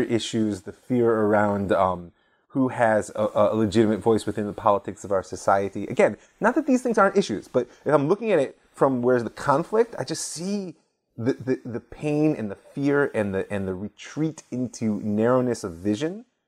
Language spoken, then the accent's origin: English; United States; moved away as an adult; now in Israel; growing up as an American Jew in suburbia